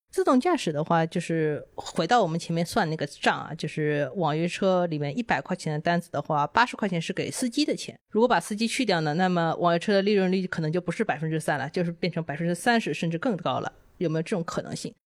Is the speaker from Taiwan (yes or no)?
no; China; 我们都是中国人呢